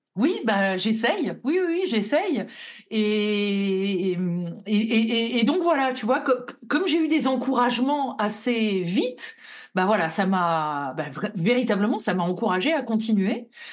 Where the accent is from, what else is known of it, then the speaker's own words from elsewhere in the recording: Lille, Hauts-de-France, France; je suis vraiment de la ville de Lille